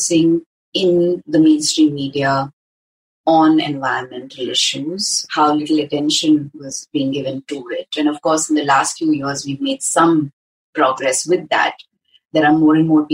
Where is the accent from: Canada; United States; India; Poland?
India; Hyderabad, Telangana; growing up in Hyderabad, going to a school like Vidyaranya